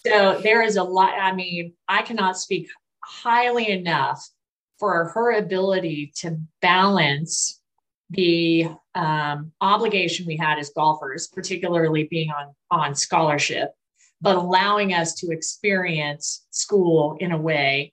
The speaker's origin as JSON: {"language": "English", "region": "Colorado", "country": "United States", "tie": "born or raised there", "moved": "yes", "lives_now": "Texas, United States"}